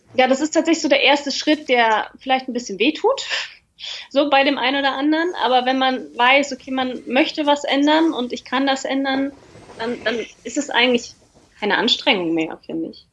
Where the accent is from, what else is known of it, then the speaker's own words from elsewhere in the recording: Germany; bei uns in Deutschland